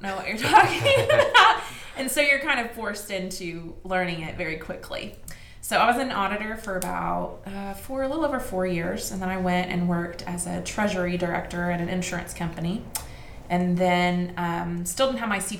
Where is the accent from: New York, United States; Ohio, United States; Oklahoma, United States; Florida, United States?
Oklahoma, United States; Newcastle; I grew up in Newcastle, Oklahoma, which is where I live now